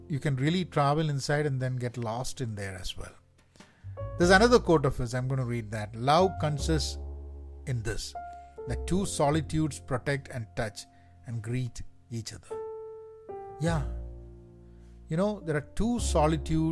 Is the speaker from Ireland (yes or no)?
no; Kerala, India; moved away; I'm from Kerala